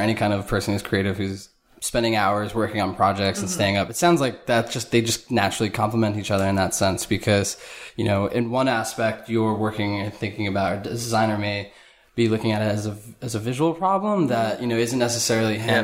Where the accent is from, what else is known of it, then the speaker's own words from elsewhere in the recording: Jackson, New Jersey, United States; also born or lived in Howell, New Jersey; I grew up in Jackson, or Howell, Jackson